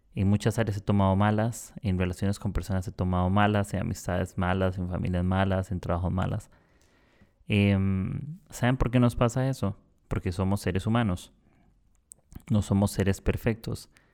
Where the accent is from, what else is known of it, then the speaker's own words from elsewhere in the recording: Costa Rica; moved away as an adult; now in Lima, Peru; Soy de Costa Rica, del país pura vida